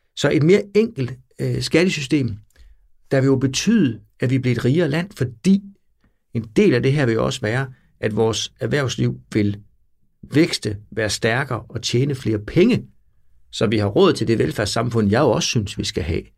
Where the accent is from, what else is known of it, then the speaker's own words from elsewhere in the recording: near Bjerringbro, Central Denmark Region, Denmark; Det lå øh, 12 km væk, hvor jeg voksede op